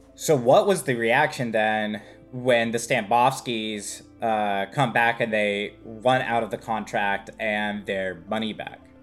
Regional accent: California, United States; as a Californian who I don't see very many basements

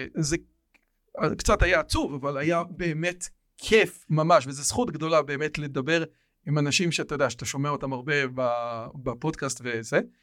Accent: Israel; אני פה נולדתי

